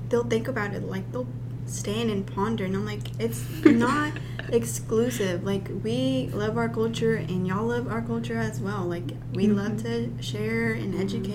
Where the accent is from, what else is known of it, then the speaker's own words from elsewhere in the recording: Hot Springs, Arkansas, United States; also born or lived in Guanajuato, Mexico; I'm from Hot Springs and that's 2 hours away